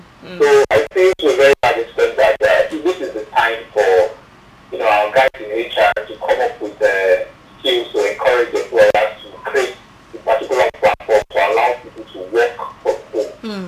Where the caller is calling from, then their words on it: Ogudu, Lagos, Nigeria; I'm calling from Ugudo.